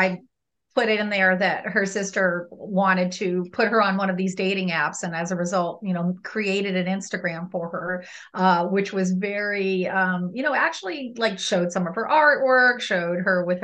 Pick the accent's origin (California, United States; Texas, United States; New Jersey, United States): California, United States; Southern; now in New York, United States; I grew up in Southern California